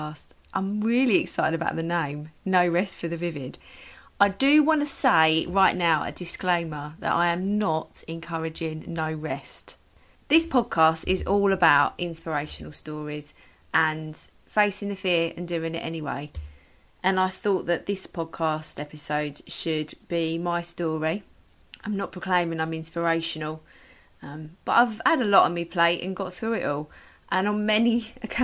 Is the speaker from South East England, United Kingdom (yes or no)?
yes; Medway, South East England, United Kingdom; also born or lived in London; I am from Kent, Medway. Lived in Medway most of my life, apart from a short stint of a few years in London when I went to university at Brunel